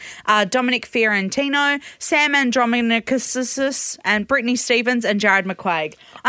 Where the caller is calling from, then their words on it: Perth, Western Australia, Australia; from Perth.